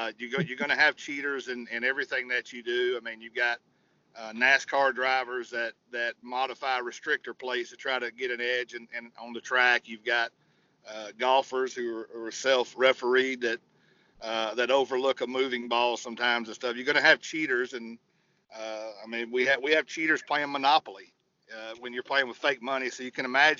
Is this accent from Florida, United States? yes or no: no; Virginia, United States; I grew up in Orioles country in Virginia.